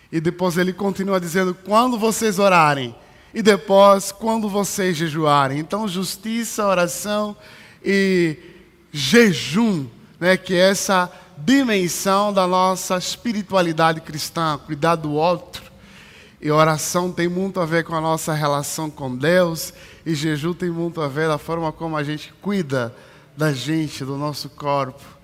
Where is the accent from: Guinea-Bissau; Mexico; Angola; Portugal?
Angola; Luanda, Luanda Province; now in São Paulo, Brazil; Esse é um dos climas de São Paulo que quando eu cheguei, que eu vim de Luanda, que é muito quente. E quando eu cheguei em São Paulo, foi uma das coisas muito difíceis